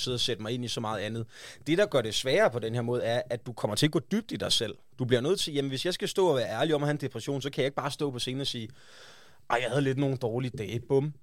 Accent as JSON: {"language": "Danish", "area": "West Jutland", "region": "Central Denmark Region", "country": "Denmark", "moved": "yes", "lives_now": "Copenhagen, Denmark", "said": "jeg kommer fra Vestjylland"}